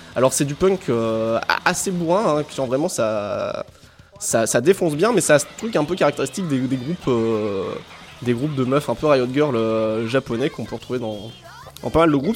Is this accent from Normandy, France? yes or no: yes; Normandy, France; moi j'ai grandi en Normandie